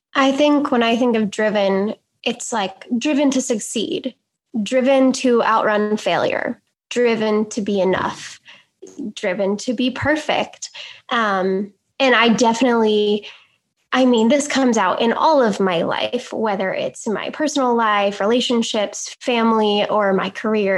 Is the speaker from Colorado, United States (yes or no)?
no; Illinois, United States; I'm from Illinois